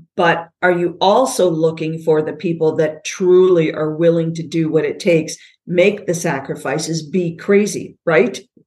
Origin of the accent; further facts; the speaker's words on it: United States; moved away as an adult; also born or lived in Canada; I'm born and raised in the States, moved back here two years ago